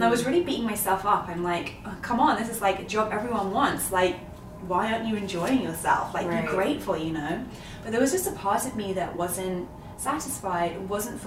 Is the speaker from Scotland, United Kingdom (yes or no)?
no; London, United Kingdom; moved away as an adult; now in New York, United States; in London, where I'm from. I'm a Londoner born and bred.